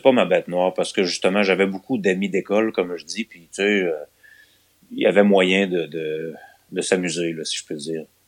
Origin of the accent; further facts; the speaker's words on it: Longueuil, Quebec, Canada; now in Lévis, Canada; je suis né à Longueuil. Ah, ok. En je suis un gars de Longueuil. Euh, en 1978, j'ai 42 ans donc. Et ouais, j'ai été à Longueuil les 12 premières années de ma vie